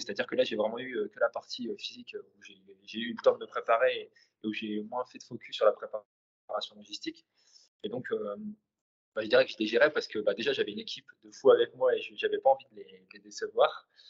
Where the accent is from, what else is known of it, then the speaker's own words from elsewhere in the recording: Vieux-Condé, Hauts-de-France, France; je suis nordiste. Euh, originaire de, Vieux-Condé à côté de Valenciennes